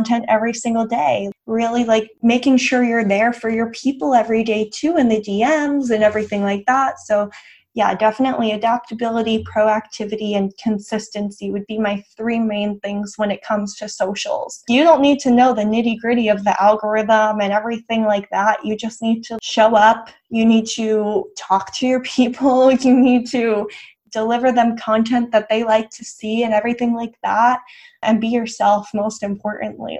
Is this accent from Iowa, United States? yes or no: no; West Chester, Pennsylvania, United States; moved away as an adult; also born or lived in North Carolina; now in Dallas, United States; Originally, I'm from Westchester, Pennsylvania, which is about 30 minutes outside of Philly